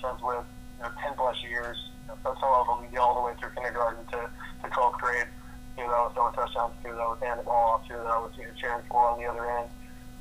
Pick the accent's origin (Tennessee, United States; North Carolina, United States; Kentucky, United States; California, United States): North Carolina, United States; Charlotte; I'm from Charlotte, North Carolina, you know, in the South ACC/SEC country